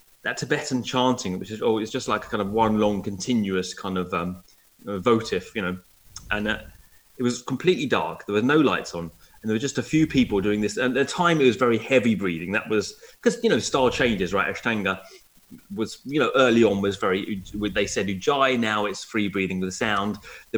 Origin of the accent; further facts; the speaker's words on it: Essex, East of England, United Kingdom; I'm from Essex